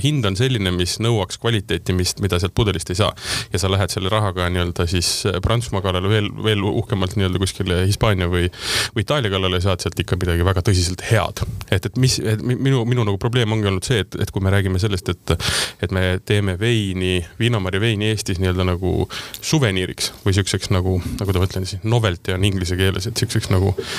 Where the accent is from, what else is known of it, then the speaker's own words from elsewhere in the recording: South Estonia, Estonia; ma olen Lõuna-Eestist